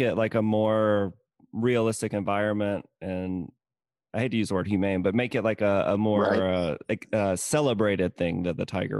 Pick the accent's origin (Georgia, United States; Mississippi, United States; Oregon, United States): Mississippi, United States; now in Atlanta, United States; I am originally from Mississippi. I've been in Atlanta now for, 14, 15 years. But I grew up going to New Orleans a lot.